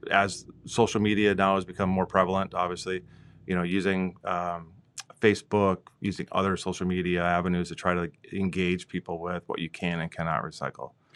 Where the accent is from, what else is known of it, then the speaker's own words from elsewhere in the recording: Minnesota, United States; moved away as an adult; also born or lived in South Dakota; My wife and I moved from South Dakota. We're originally from Minnesota